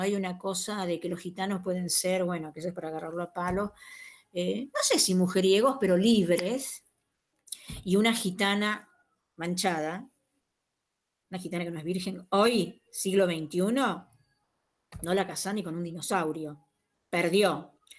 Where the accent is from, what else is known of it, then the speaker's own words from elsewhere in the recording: Argentina; nuestra consideración como argentino